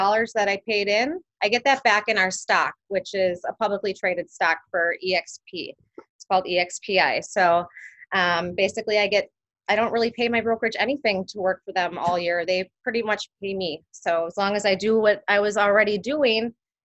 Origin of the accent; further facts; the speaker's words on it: West Allis, Wisconsin, United States; I was born in West Allis, Wisconsin. Born and raised. My parents still live in the same house that I grew up